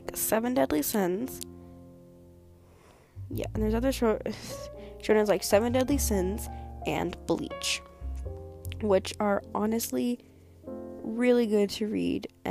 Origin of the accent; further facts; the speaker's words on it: United States; I am American